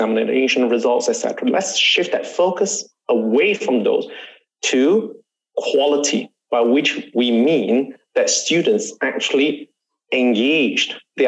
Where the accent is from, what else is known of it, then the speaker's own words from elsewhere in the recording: Singapore; I'm Singaporean